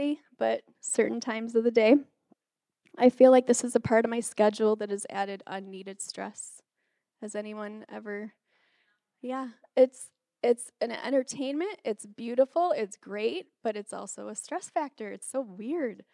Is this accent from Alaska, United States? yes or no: no; Detroit, Michigan, United States; moved away; also born or lived in Wisconsin; I grew up in Michigan, and my community was full of Catholic Italians